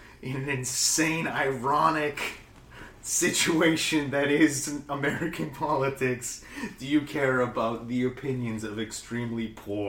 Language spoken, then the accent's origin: English; Canada; accent: Long Island; of the candidates have a strong Long Island accent, though. Myself included. I can't vote because I'm a Canadian, which is also confusing.